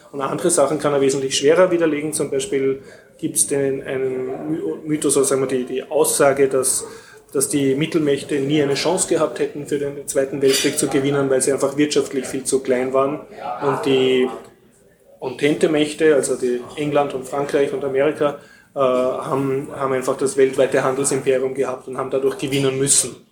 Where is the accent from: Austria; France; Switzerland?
Austria; mir als Österreicher